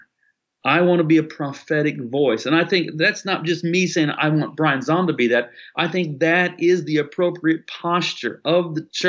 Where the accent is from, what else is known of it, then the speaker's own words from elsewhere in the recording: United States; being an American